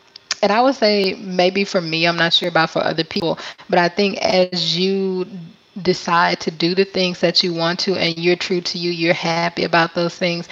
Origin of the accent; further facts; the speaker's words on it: Mobile, Alabama, United States; moved away as an adult; now in Da Nang, Vietnam; I am from Mobile, Alabama in the USA